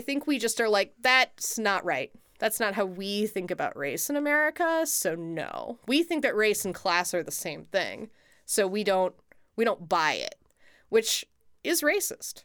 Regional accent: United States; as an American

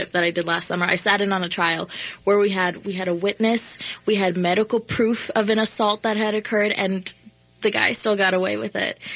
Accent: Prior Lake, Minnesota, United States; I grew up in Prior Lake, Minnesota

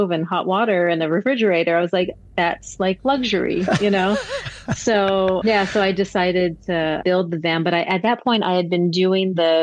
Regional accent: Hawaii, United States; moved away; also born or lived in Las Vegas; I grew up in Hawaii

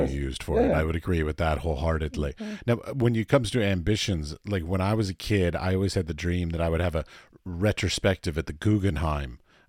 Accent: United States; also born or lived in United Arab Emirates; I'm an American

